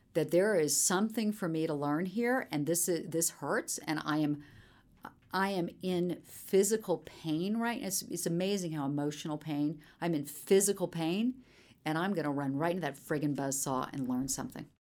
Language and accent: English; Charleston, South Carolina, United States; moved away as an adult; also born or lived in Chapel Hill, North Carolina; Growing up in Charleston, I was a middle child. very Southern family